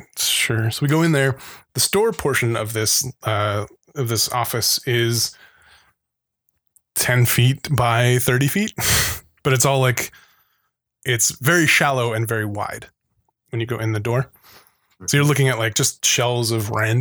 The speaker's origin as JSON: {"language": "English", "town": "Phoenix", "region": "Arizona", "country": "United States", "tie": "born or raised there", "said": "growing up in Phoenix"}